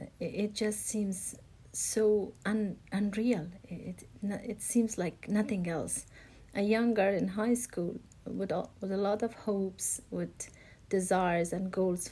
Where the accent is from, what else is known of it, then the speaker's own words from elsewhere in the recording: Afghanistan; Well, growing up in Afghanistan is like nothing else in the world, especially as a woman. My life under the Taliban was a disaster.